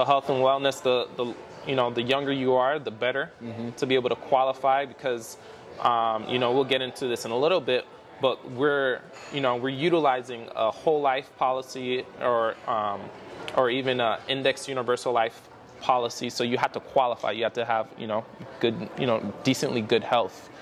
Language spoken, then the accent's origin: English; South Florida, United States; I am from South Florida, born and raised there